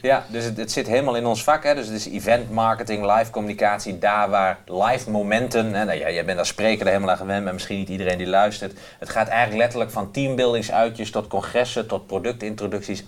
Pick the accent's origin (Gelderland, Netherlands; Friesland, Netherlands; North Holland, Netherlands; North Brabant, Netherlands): Gelderland, Netherlands; Doetinchem; ik kom hier uit Doetinchem en in de Achterhoek praten we allemaal met elkaar.